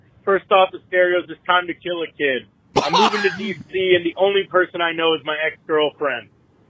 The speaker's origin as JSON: {"language": "English", "country": "Puerto Rico", "said": "I'm from Puerto Rico"}